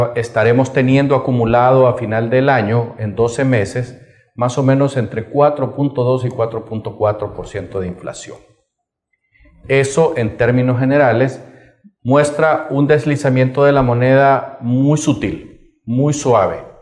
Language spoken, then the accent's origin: Spanish; Honduras